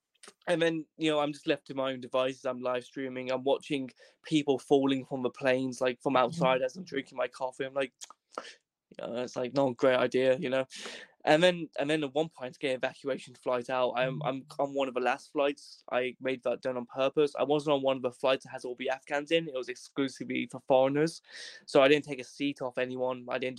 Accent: Wales, United Kingdom; So I go, "I'm from Wales, my friends. You know, see up here, United Kingdom, I includes Wales."

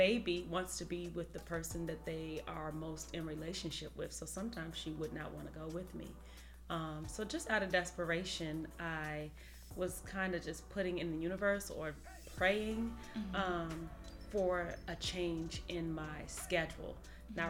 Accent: Washington, District of Columbia, United States; moved away as an adult; also born or lived in Indiana; now in Atlanta, United States; I am originally from Washington, D.C.

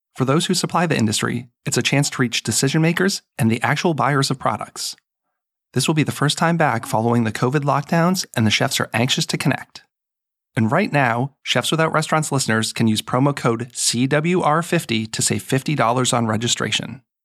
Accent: New England, United States; moved away as an adult; also born or lived in Seattle; I grew up in New England

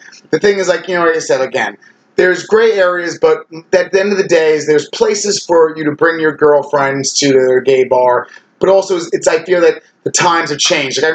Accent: Ronkonkoma, New York, United States; I'm an old school Long Island gay.

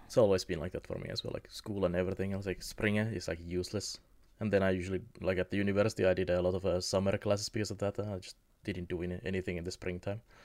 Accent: Kemi, Lapland, Finland; my hometown of Kemi

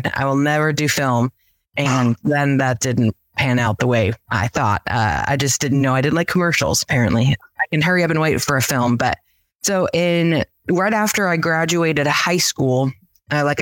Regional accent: Nashville, Tennessee, United States; also born or lived in Los Angeles, United States; now in Chattanooga, United States; I grew up in the Nashville area.

